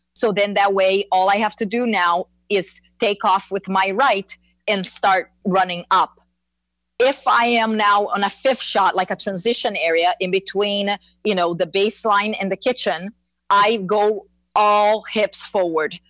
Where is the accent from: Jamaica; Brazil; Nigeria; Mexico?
Brazil; moved away as an adult; now in Florida, United States; I am uh, born and raised in Brazil